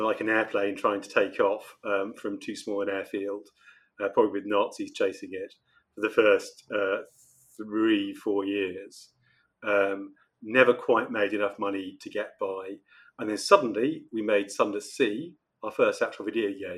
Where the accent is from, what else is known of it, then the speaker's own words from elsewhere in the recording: Oxford, South East England, United Kingdom; now in London, United Kingdom; I grew up in Oxford, which is very small, very beautiful, very quiet, relatively speaking